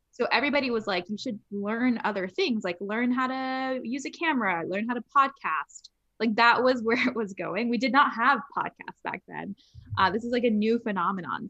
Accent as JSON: {"language": "English", "town": "Los Angeles", "region": "California", "country": "United States", "tie": "born or raised there", "said": "I grew up in Los Angeles. I grew up in Hollywood"}